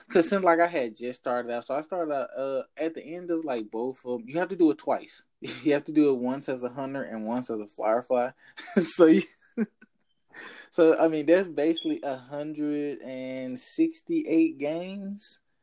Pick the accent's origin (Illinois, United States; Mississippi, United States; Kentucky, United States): Mississippi, United States; Jackson; now in Houston, United States; my hometown, like little old Jackson, Mississippi